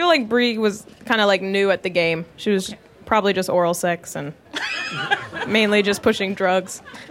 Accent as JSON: {"language": "English", "town": "Palm Springs", "region": "California", "country": "United States", "said": "I'm from Palm Springs, California."}